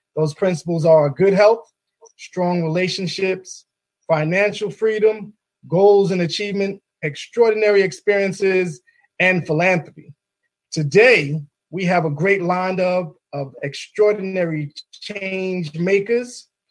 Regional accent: New York City, New York, United States; now in Maryland, United States; I'm also a native New Yorker from the Bronx uh, Marble Hill Project

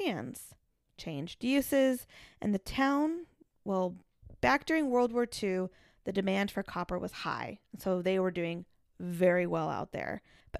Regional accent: Kansas, United States; I'm from Kansas.

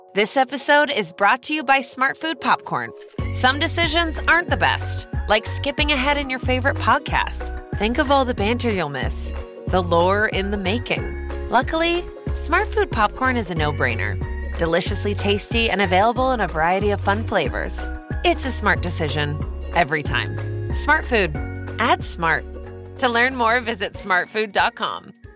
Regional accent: United States

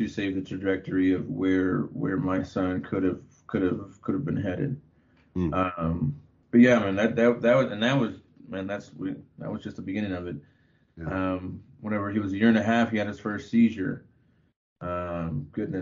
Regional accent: Abilene, Texas, United States; moved away as an adult; also born or lived in Austin, Texas; now in Colorado, United States; I was born and raised in Texas. Born in Abilene, Texas, and lived the last 11 years in Austin before we moved out here

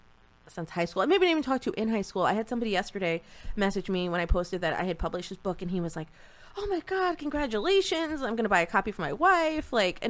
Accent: southeastern Connecticut, United States; But I think this area, having grown up here, I didn't realize how beautiful and what a valuable area this was until I left this area. And then I came back and I was like, yeah, I like where I'm from.

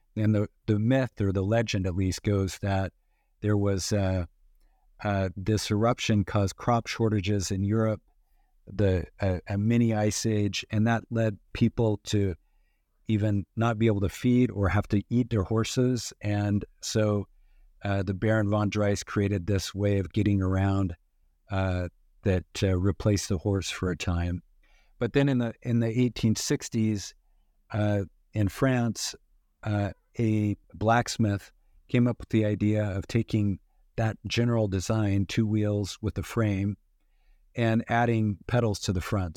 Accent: western Idaho, United States; grew up in in uh, western Idaho

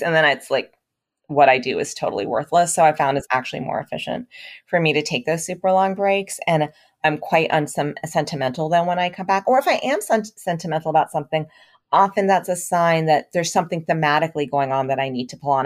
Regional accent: United States; as an Indian American writer

